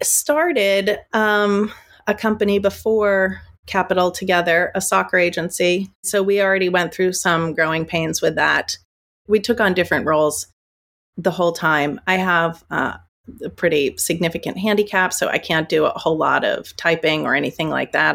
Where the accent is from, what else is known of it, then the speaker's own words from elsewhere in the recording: United States; also born or lived in New York; I'm American.